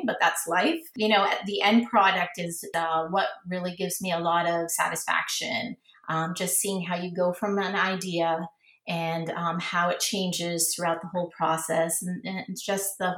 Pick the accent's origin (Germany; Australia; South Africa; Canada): Canada; Toronto, Ontario; now in Florida, United States; Growing up in Toronto, so I grew up in the 70s, and it was very multicultural back then